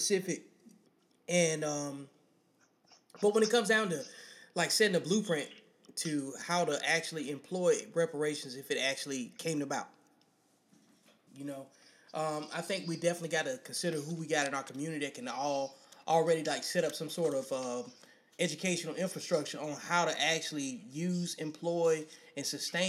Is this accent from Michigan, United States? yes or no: no; Birmingham, Alabama, United States; I'm from Birmingham, Alabama